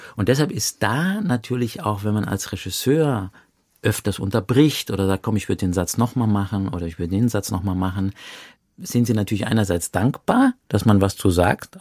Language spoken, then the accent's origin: German; Saarland, Germany; ich komme ja aus dem Saarland, ich bin ja im Saarland geboren.